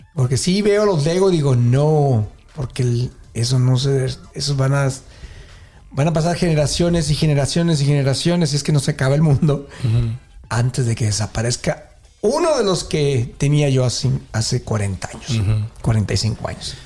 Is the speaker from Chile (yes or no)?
no; Mexico; moved away; nosotros como latinos mexicanos